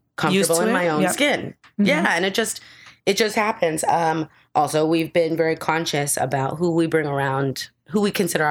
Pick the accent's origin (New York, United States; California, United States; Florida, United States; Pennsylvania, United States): New York, United States; New York City; I was raised in Gramercy Park on 21st Street